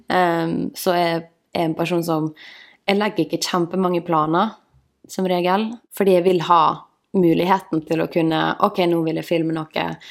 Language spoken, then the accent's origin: Norwegian; Møre og Romsdal, Norway; also born or lived in Ålesund; now in Oslo, Norway; Jeg kommer fra Ålesund. Vokste opp i en sånn liten bygd som heter Emlem